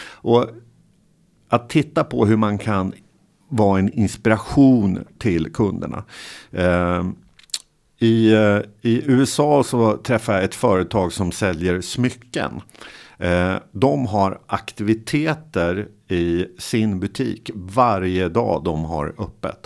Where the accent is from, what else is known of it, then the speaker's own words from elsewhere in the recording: Motala, Östergötland, Sweden; jag är från Motala